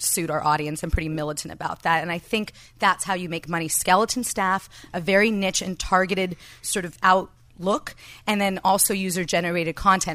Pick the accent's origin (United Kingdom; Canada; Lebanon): Canada; now in Los Angeles, United States; As a Canadian socialist